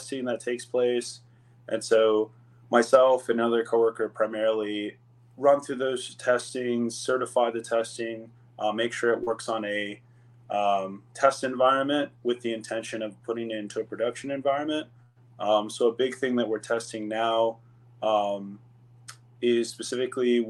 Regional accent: Ohio, United States; now in Phoenix, United States; Actually was born and raised in Ohio

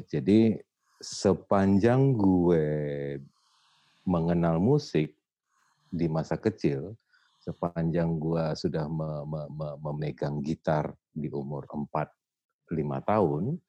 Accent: Medan, North Sumatra, Indonesia; gue datang dari Medan hmm. keluarga gue gua kecil di Medan gitu bertumbuh besar di Medan

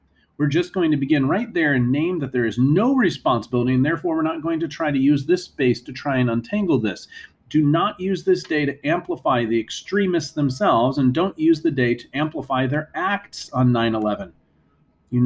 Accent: United States; as Americans

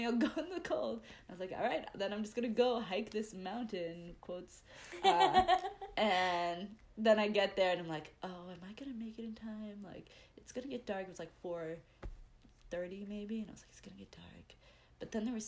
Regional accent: United States; I'm American

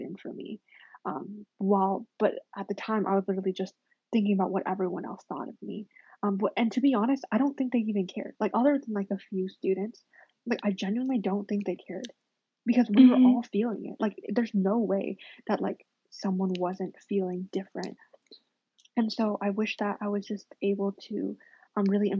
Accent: United States; I'm super American.

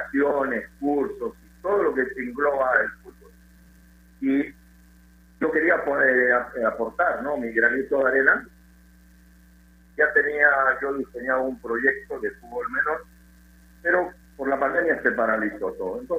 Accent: Lima, Peru; moved away as an adult; also born or lived in Venezuela; soy limeño

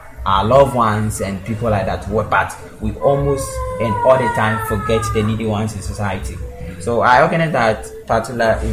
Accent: Ada Foah, Greater Accra, Ghana; I come from Adafo. From the Greater Accra region.

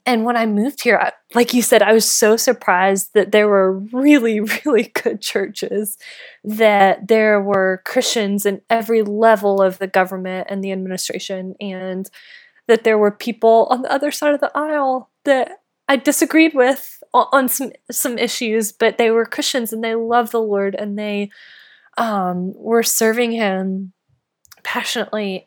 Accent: North Carolina, United States; moved away; I grew up in North Carolina

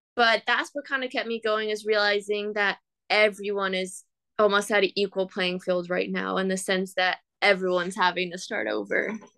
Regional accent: Cayman Islands; moved away as an adult; now in Florida, United States; growing up in Cayman

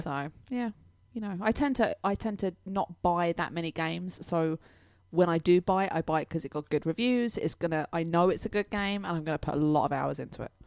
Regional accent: England, United Kingdom; I'm English

